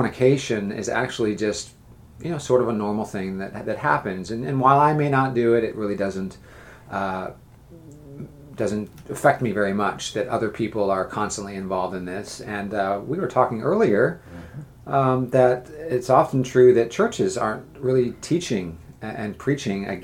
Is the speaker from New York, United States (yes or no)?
no; Northern California, United States; now in Charleston, United States; I grew up in Northern California